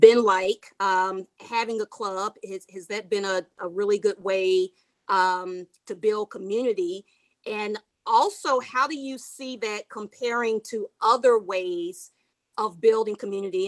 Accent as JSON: {"language": "English", "country": "Australia", "said": "I'm actually from Australia"}